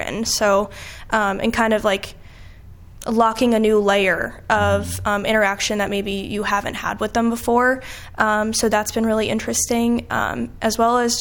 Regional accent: New York, United States; now in Quad Cities, United States; I'm not originally from the Quad Cities. I'm from New York, and I recall learning about the Holocaust in eighth grade

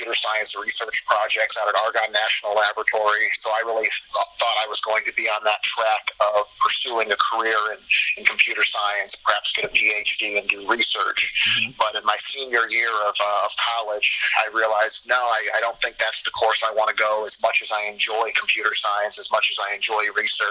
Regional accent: Chicago, Illinois, United States; moved away as an adult; also born or lived in Quad Cities; I grew up in the Chicago area

